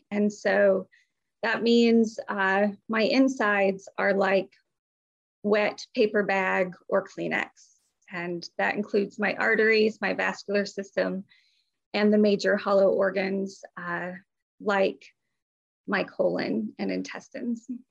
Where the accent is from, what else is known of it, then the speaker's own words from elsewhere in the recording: Midwest, United States; now in North Carolina, United States; I'm originally from the Midwest, so I don't have a Southern accent, but we do live in the South. We live in North Carolina